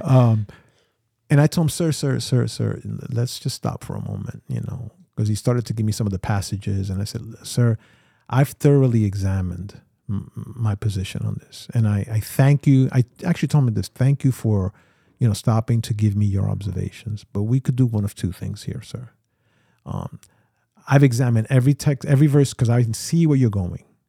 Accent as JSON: {"language": "English", "town": "New York City", "region": "New York", "country": "United States", "tie": "born or raised there", "said": "I grew up here in New York City"}